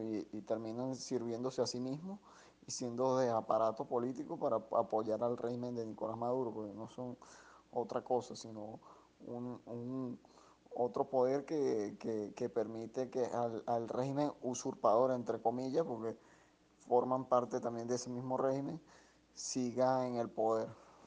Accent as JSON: {"language": "Spanish", "country": "Venezuela", "said": "soy venezolano"}